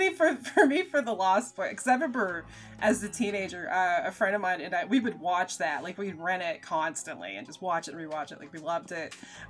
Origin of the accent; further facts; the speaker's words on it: United States; grew up working class and in a very blue-collar kind of situation, because it's like, as somebody, you know, because I am American